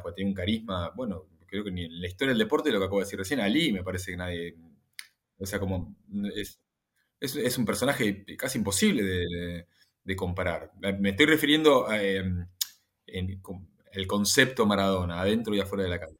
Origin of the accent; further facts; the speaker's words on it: Argentina; soy argentino